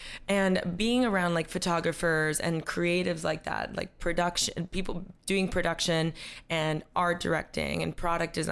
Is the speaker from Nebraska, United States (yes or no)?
no; Coral Gables, Florida, United States; moved away as an adult; also born or lived in New York; I grew up in Coral Gables, but I grew up with a single mom